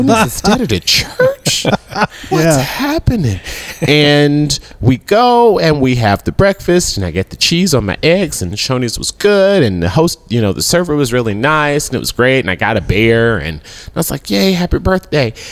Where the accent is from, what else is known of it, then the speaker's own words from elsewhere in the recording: Memphis, Tennessee, United States; I grew up in Whitehaven